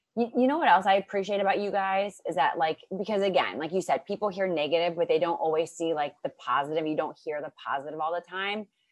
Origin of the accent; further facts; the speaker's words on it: near Akron, Ohio, United States; moved away; I'm from Ohio